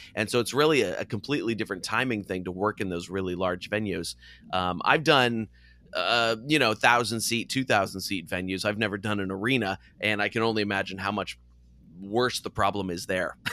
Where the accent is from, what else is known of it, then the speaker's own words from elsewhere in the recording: California, United States; growing up in California